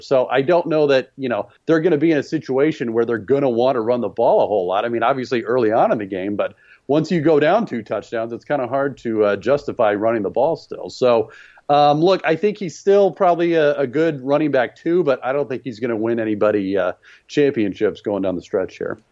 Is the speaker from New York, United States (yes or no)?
no; Dallas, Texas, United States; I'm from Dallas